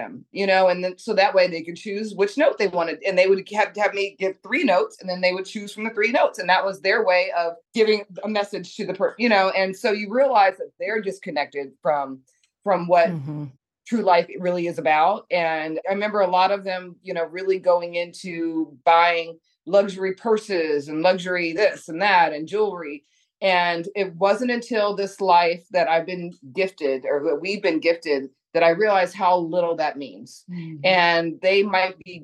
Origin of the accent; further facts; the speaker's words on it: Monterey, California, United States; moved away as an adult; also born or lived in Washington, D.C. / New York City / Los Angeles; I'm from Monterey, California.